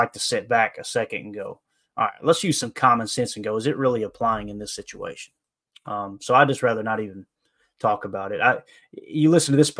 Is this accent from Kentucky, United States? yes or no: yes; Harlan County, Kentucky, United States; moved away; I was raised in Redneckville, Harlan County, Kentucky, USA